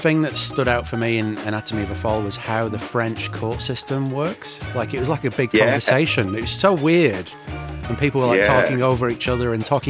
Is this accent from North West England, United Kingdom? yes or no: yes; Manchester, North West England, United Kingdom; moved away as an adult; now in New Zealand; So I'm from Manchester.